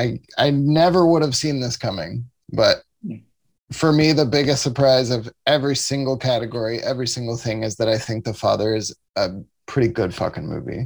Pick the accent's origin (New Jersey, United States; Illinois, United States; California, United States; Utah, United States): Illinois, United States; Southern; now in Chicago, United States; I'm from Southern Illinois, you know, I have a lot of love for Chicago, of course, and finally live here now.